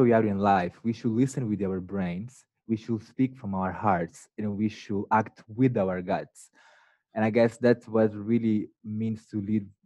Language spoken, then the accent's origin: English; northern Mozambique, Mozambique; now in United States; So I grew up in the north of Mozambique, not even the capital city of the country.